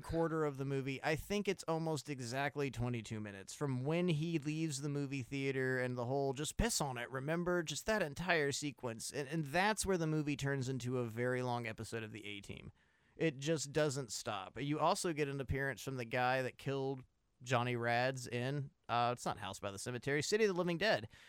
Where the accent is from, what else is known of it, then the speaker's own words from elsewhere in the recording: United States; you and I are Americans